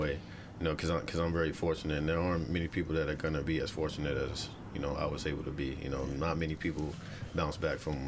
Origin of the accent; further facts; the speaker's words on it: Bellport, New York, United States; I grew up in Bellport